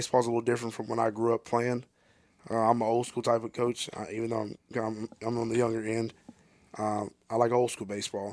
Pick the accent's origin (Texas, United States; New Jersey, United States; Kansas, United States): Texas, United States; now in Ardmore, Oklahoma, United States; I'm from Texas